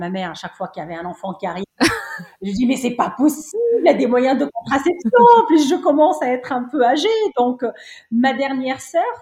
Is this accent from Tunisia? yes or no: yes; Cité Tahrir, Tunis Governorate, Tunisia; Oui, oui, oui. Je suis née à Cité Tahrir.